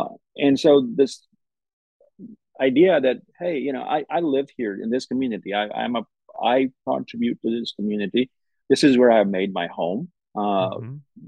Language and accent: English; Oxford, Mississippi, United States; my answer is always, I'm from Oxford, Mississippi, which is immediately then followed by, no, where are you really from?